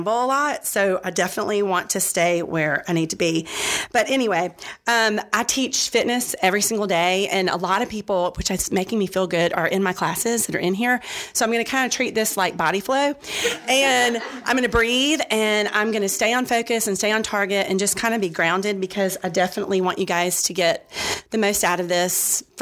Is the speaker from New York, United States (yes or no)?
no; Georgia, United States; also born or lived in Florida; I was born in Florida in 1970, so you figure out the math how old I am today. Um, I moved to Georgia and I was Catholic raised, Catholic school.